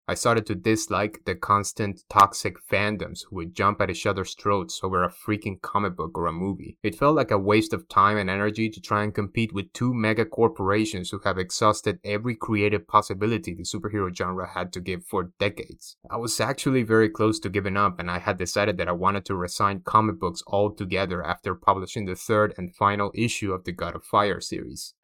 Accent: Havana, Cuba; moved away; I'm originally from Havana, Cuba. That's right, in case my accent didn't give me away, I'm a proud Cuban immigrant. Born and raised in the capital of the island

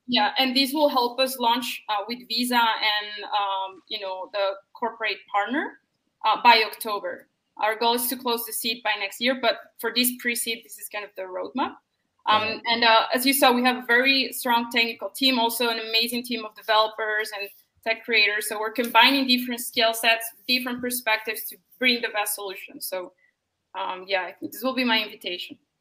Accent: Colombia; I'm from Colombia

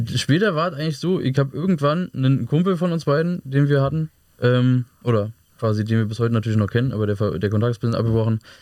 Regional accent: Hohenschönhausen, Berlin, Germany; bei der alten Feuerwache bei uns in Hohenschönhausen

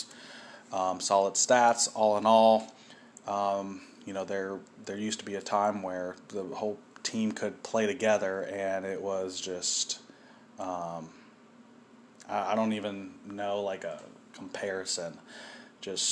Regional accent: Los Angeles, California, United States; now in Cincinnati, United States; I was born in Los Angeles

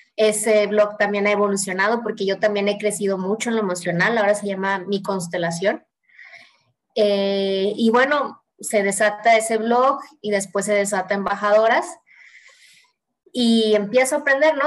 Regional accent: Mexico; Y le digo, pues de México

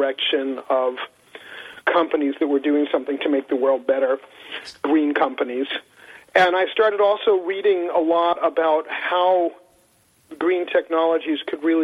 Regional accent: New York City, New York, United States; now in Massachusetts, United States; I grew up in New York City.

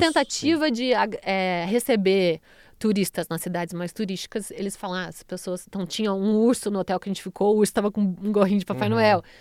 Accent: Brazil; sou brasileira

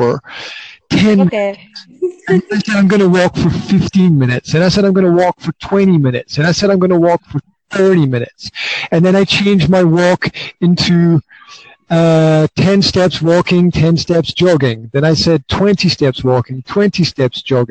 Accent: Scotland, United Kingdom; now in Banská Bystrica, Slovakia; Originally, I'm from Scotland

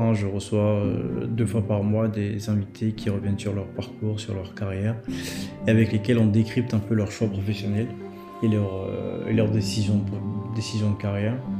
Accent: Côte d’Ivoire; moved away as an adult; now in France; je suis né en Côte d'Ivoire. Euh, j'ai, euh, j'ai étudié une bonne partie euh, de ma vie en Côte d'Ivoire

